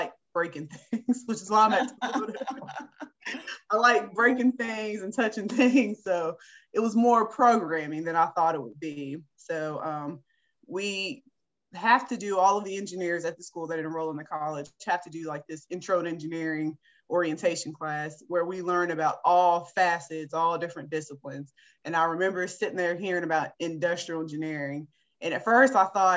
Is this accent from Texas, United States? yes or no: no; Beckley, West Virginia, United States; I'm a West Virginia native. I was born right here in this great state. I was born in Beckley, West Virginia